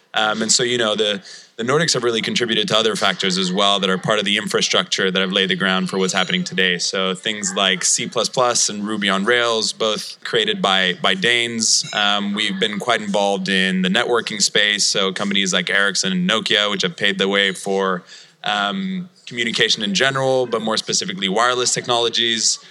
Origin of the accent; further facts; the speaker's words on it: Malmö, Skåne, Sweden; Malmo, Sweden, my hometown.